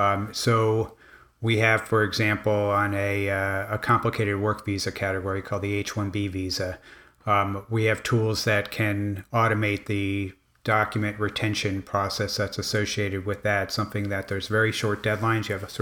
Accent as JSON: {"language": "English", "town": "Miami", "region": "Florida", "country": "United States", "tie": "born or raised there", "said": "The other part of it was that I grew up in Miami"}